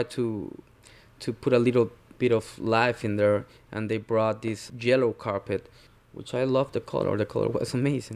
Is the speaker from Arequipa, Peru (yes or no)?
no; Lima, Peru; also born or lived in Brooklyn, New York; now in New York, United States; I'm originally from Lima, Peru. I work in Brooklyn, New York.